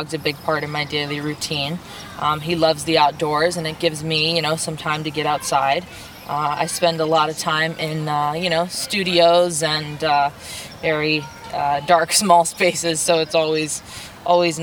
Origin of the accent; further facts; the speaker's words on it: New York, United States; moved away as an adult; also born or lived in Phoenix, Arizona / Long Island, New York; now in Los Angeles, United States; we moved to New York City, where I attended high school